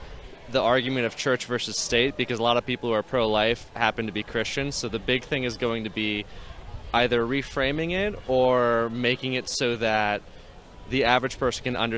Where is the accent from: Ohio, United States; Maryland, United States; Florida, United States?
Maryland, United States; Annapolis; I'm from Annapolis.